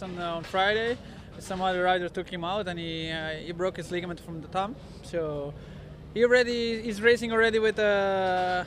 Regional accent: Italy; English is a second language; I'm coming from Italy, where it's hard pack

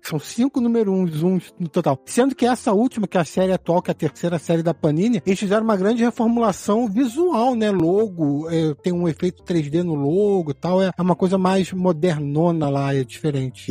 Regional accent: Rio de Janeiro, Brazil; Eu sou do estado do Rio, então comprava o Globo

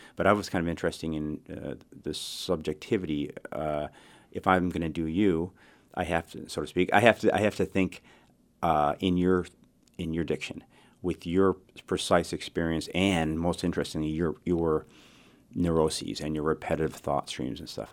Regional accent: Chicago, Illinois, United States; I was raised in Chicago

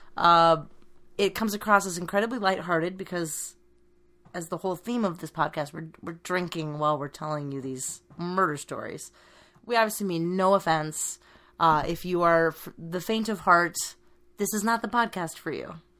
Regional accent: Bay Area, California, United States; I, I grew up in the Bay Area

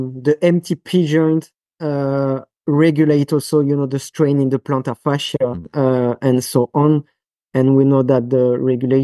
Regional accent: France; accent: French; English is a second language; now in Switzerland; That's my French accent

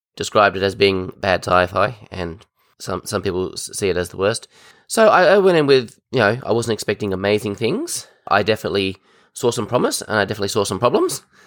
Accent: Tasmania, Australia; I'm actually from Tasmania, Australia.

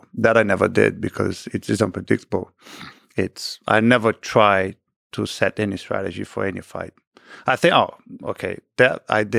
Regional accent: Rio de Janeiro, Brazil; That was in Rio. So my hometown.

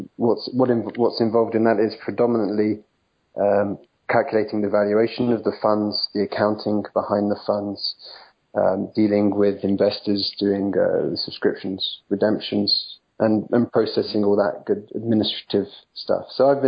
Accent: England, United Kingdom; also born or lived in France; now in United States; Well, I left England in 2003, but I didn't come straight to the US. I actually lived for 3.5 years in France, in the south of France near Nice.

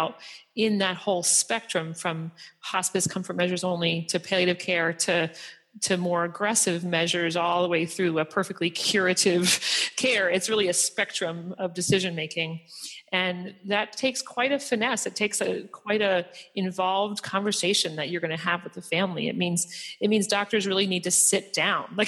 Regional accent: Philadelphia, Pennsylvania, United States; now in Boston, United States; I'm from Philadelphia and I live in Boston

